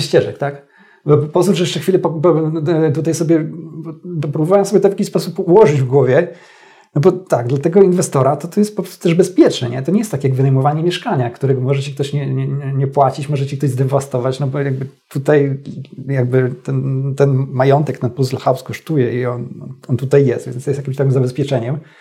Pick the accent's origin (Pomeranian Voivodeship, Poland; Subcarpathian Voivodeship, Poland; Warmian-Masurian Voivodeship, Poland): Subcarpathian Voivodeship, Poland; Stalowa Wola; moved away; also born or lived in Warsaw; do rodzinnej Stalowej Woli